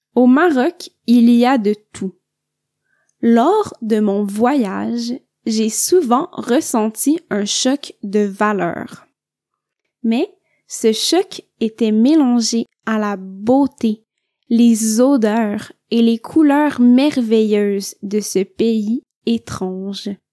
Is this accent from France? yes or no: no; Quebec, Canada; je viens du Québec